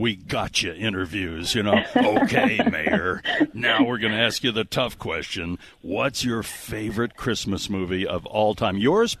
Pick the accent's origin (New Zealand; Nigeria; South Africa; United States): United States; Salt Lake City, Utah; now in Holladay, United States; I live in Holiday. I love Salt Lake City because it's my hometown.